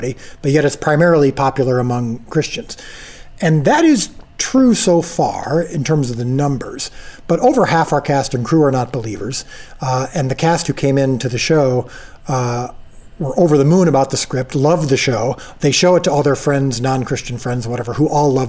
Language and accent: English; Illinois, United States; I'm from Illinois.